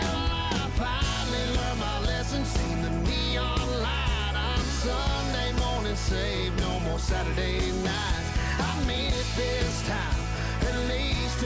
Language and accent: English; Peoria, Illinois, United States; now in Chicago, United States; I'm from Peoria